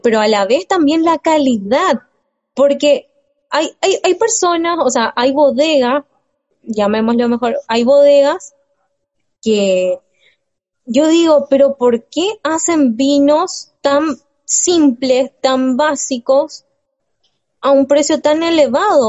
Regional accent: Mendoza, Argentina; soy tan mendocina

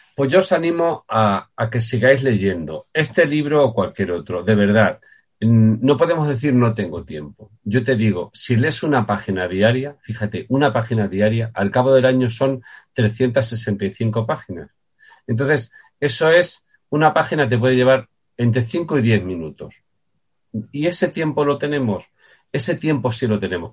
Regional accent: Puertollano, Castilla-La Mancha, Spain; yo nací en Portollano, en Ciudad Real.

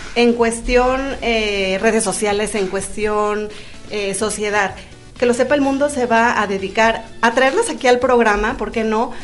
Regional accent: Veracruz, Mexico; moved away; De Veracruz

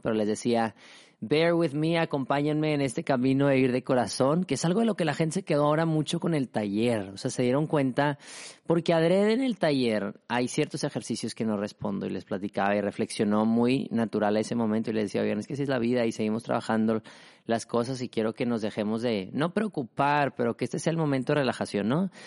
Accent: Mexico; yo soy mexicano

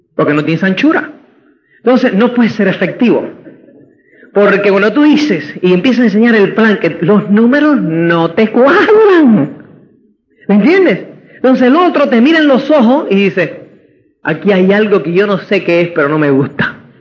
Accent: Cuba; moved away; also born or lived in Spain; como es cubano

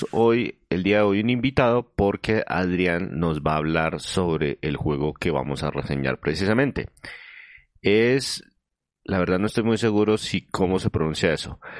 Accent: northwest Mexico, Mexico; Yo soy del noroeste de México.

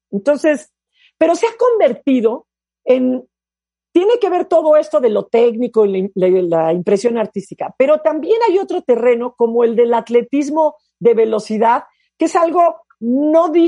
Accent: Puerto Rico; lo que yo estoy haciendo da a inspirar a muchos niños y sobre todo niñas en mi país

